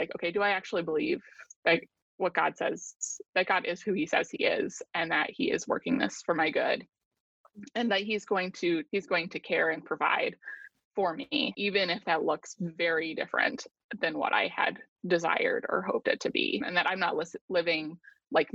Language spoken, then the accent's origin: English; United States; an American who lives in a very prosperous society on the whole